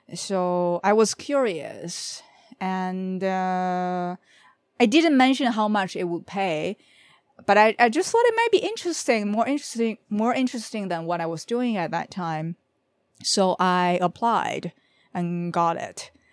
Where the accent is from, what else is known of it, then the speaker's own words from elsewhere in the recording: Beijing, China; now in Canada; I'm from Beijing, China. I live in Canada.